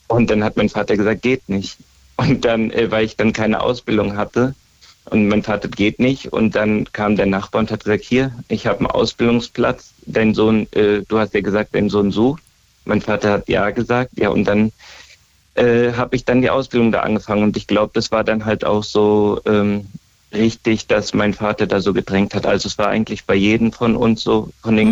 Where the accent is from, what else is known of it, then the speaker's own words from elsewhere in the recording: Großkrotzenburg, Hesse, Germany; Großkotzenburg. Gro das ist bei Hanau